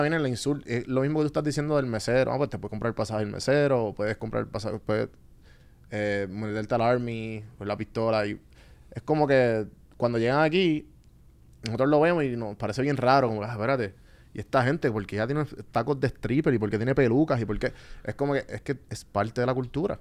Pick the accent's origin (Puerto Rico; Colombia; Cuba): Puerto Rico; Guaynabo; moved away as an adult; now in Atlanta, United States; yo me crié en Guaynado San Juan